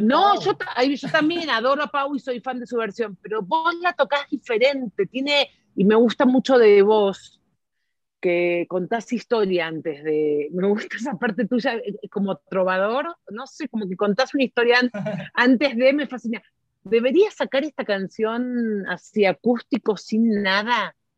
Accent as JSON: {"language": "Spanish", "country": "Argentina", "moved": "yes", "lives_now": "Mexico", "said": "en mi país también somos muy escandalosos, somos muy ruidosos"}